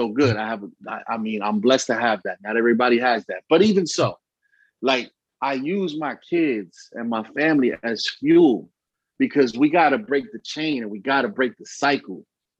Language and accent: English; Bronx, New York, United States; also born or lived in Allentown; I'm originally from the Bronx and obviously from Allentown